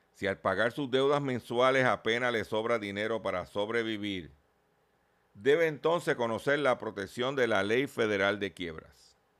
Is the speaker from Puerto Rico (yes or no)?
yes; Lares, Puerto Rico; allá en mi pueblo de Lare